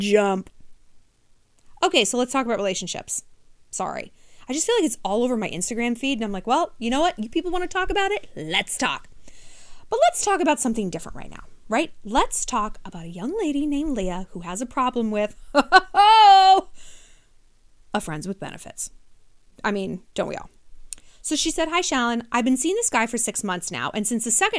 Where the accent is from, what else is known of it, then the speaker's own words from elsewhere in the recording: New York City, New York, United States; as a New Yorker